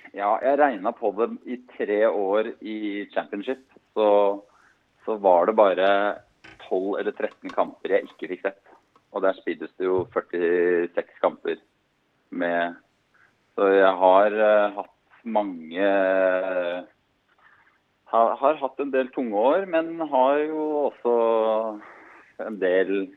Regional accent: Hemsedal, Buskerud, Norway; Jeg er fra Hemsedal, og kona er fra Ålesund

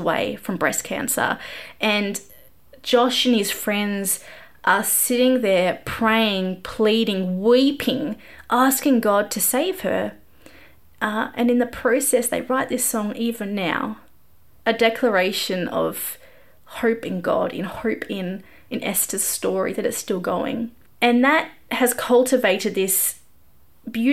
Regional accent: Australia; I'm Australian

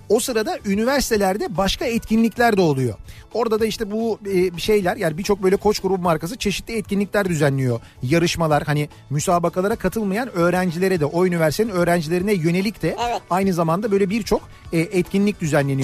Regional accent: Istanbul, Turkey; bizim oraların takımı

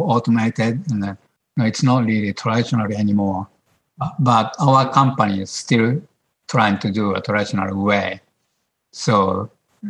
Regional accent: Japan; English is a second language; moved away as an adult; also born or lived in Boston, United States / New York, United States; now in North Carolina, United States; I was born in Japan, of course, you know. I decided to come just country, like I was old, like 35 years old.

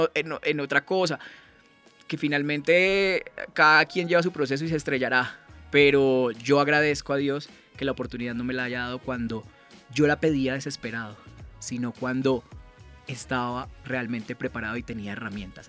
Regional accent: Cartago, Valle del Cauca, Colombia; moved away as an adult; also born or lived in Pamplona, Norte de Santander; me regresé a mi tierra, a Cartago Valle

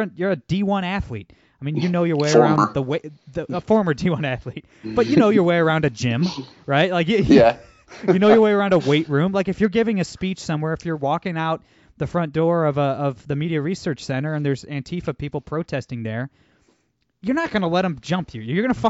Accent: Toledo, Ohio, United States; I'm from Toledo, Ohio, son.

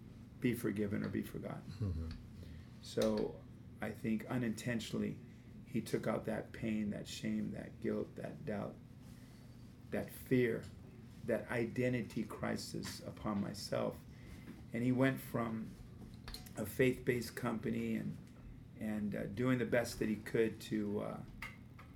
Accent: Los Angeles, California, United States; I was brought up in Los Angeles

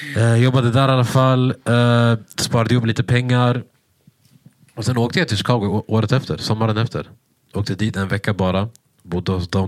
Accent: Sweden; jag var från Sverige

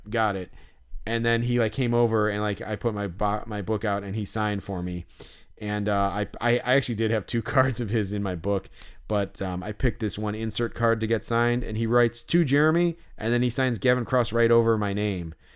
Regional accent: Chicago, Illinois, United States; right by where I grew up, basically, like, pretty close to where we live

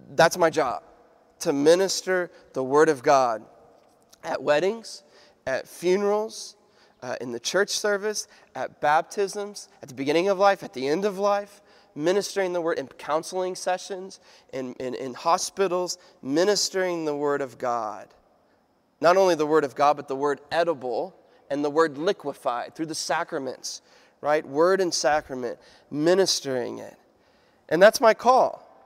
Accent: United States; I'm an American

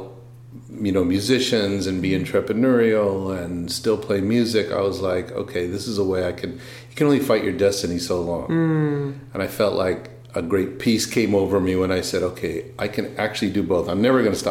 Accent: Los Angeles, California, United States; also born or lived in San Diego; I went to high school in L.A.

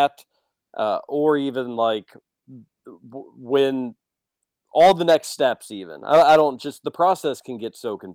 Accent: Kentucky, United States; If we considered our nationality Kentuckians

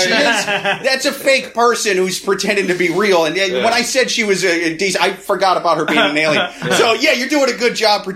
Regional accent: Iowa, United States; now in New York City, United States; I'm from Iowa. I'm from the Midwest

